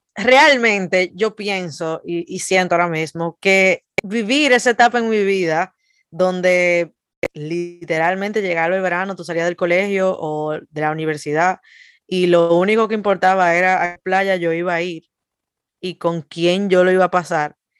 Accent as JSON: {"language": "Spanish", "country": "Dominican Republic", "moved": "yes"}